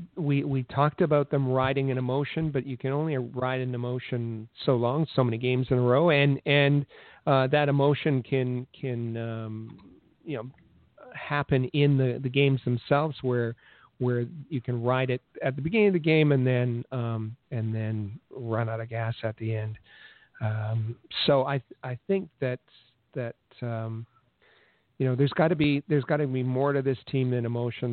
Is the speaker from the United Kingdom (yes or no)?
no; Thunder Bay, Ontario, Canada; moved away; also born or lived in Winnipeg; where I grew up in Thunder Bay